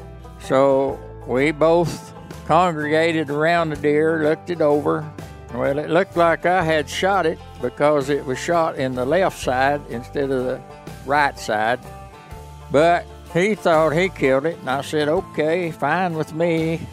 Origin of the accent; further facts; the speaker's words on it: Arkansas, United States; I was born and raised in the Boston Mountains.